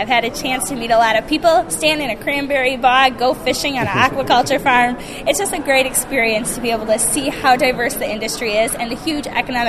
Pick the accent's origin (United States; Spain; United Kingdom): United States; Plymouth, Wisconsin; the 61st Alice in Dairyland, and I'm originally from Plymouth in Sheboygan County, right in between Milwaukee and Green Bay